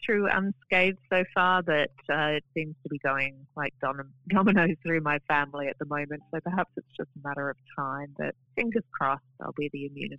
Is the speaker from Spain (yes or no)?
no; Adelaide, South Australia, Australia; also born or lived in Tasmania / Sydney / Darwin; I spent most of my time growing up in Adelaide, but we moved around a little bit when I was growing up, so Tasmania, Sydney, Darwin, then Adelaide.